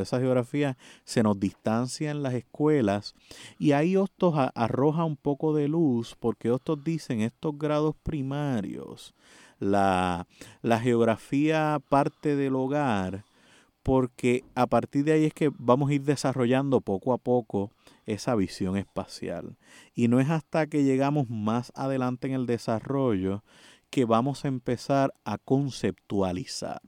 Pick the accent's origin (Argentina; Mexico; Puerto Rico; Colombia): Puerto Rico; nuestra condición política de Puerto Rico